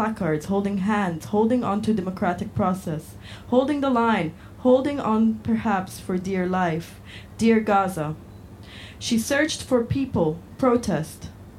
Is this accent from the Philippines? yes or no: no; Wales, United Kingdom; now in United States; I'm from Northeast Wales, but I'm writing to you from the Midwest of America, where I've been all summer.